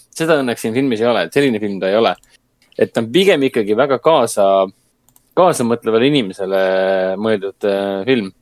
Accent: Estonia; meie kui eestlased

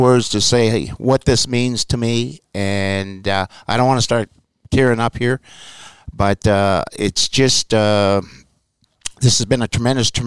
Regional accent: Nova Scotia, Canada; I come from Canada and Nova Scotia.

